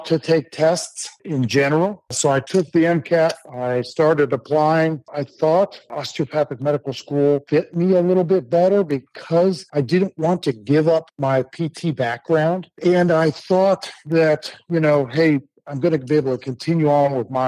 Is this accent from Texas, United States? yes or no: no; Akron, Ohio, United States; now in Oklahoma City, United States; I grew up in Northeast Ohio